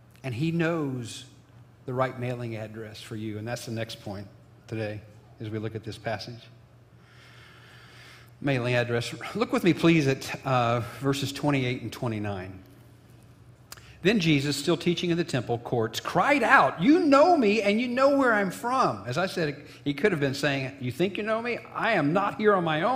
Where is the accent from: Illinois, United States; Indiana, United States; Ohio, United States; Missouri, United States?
Illinois, United States; my hometown of Illinois